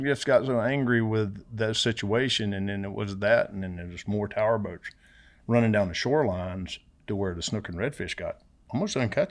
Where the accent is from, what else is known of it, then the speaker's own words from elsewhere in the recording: Homosassa, Florida, United States; Yeah, no, I grew up around Homosassa is where I, you know, that's where I was born.